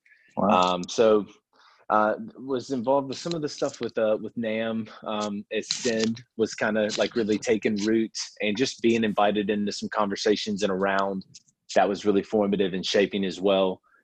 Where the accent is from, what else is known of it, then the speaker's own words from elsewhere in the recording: Montgomery, Alabama, United States; moved away as an adult; also born or lived in Auburn, Alabama / Raleigh, North Carolina; now in London, United Kingdom; born and raised in Montgomery, Alabama. Was at Auburn from 2004 to 2008, War Eagle, 10 good years in Raleigh, North Carolina, and been in London for 13 months now.